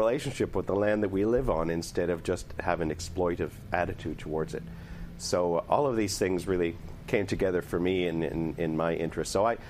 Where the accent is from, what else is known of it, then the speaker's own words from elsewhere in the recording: Toronto, Ontario, Canada; like most Torontonians, my family comes from elsewhere. I was born in Canada, but, you know, my cultural roots are elsewhere. And I wanted to be more at home here.